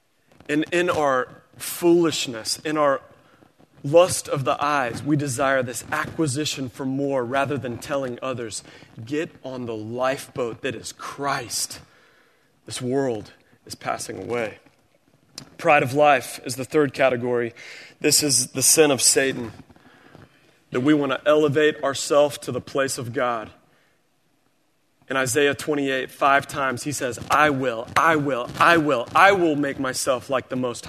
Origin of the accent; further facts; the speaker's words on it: Springfield, Missouri, United States; I grew up in Missouri. We had tornadoes every spring. Springfield, Missouri and Greene County, it was predictable.